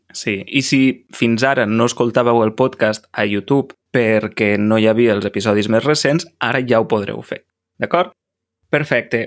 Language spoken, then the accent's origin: Catalan; San Miguel de Tucumán, Tucumán, Argentina; Catalan is a second language; moved away as an adult; now in Cardedeu, Spain; de Tucumán, Argentina, tinc 19 anys i he arribat a Cardedeu, Barcelona, mm. fa un mes i dues setmanes